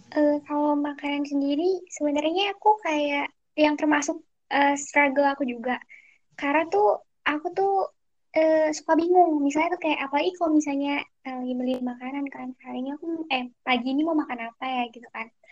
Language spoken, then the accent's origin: Indonesian; Jakarta, Indonesia; moved away as an adult; now in Jambi, Indonesia; aku dari Jakarta Timur